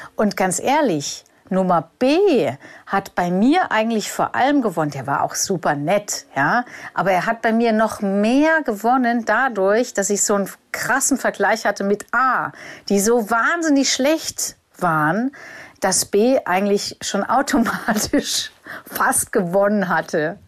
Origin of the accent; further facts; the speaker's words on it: Germany; für mich als Deutscher